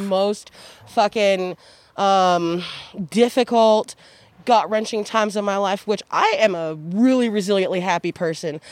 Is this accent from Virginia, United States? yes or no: no; Wichita, Kansas, United States; now in Eugene, United States; I'm from Wichita, Kansas